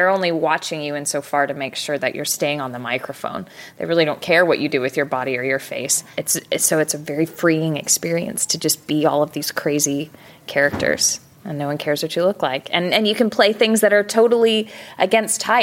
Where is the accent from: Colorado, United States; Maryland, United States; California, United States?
California, United States; San Diego; now in Dallas, United States; I grew up in San Diego